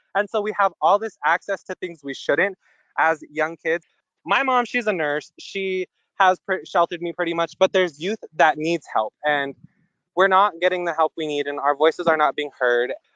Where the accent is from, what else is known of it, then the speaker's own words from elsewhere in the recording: Wolf Point, Montana, United States; also born or lived in Billings, Montana / Flathead Reservation, Montana; In high school, I came back to my hometown and it's where I've been residing